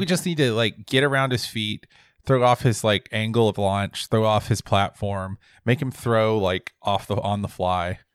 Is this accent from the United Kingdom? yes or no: no; West Georgia, United States; growing up in West Georgia where everybody is, like, a hundred percent a, like, a weird crypto Auburn fan